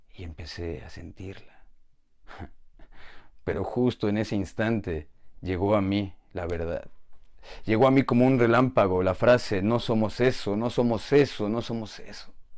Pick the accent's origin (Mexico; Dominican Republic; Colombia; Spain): Mexico; Soy de México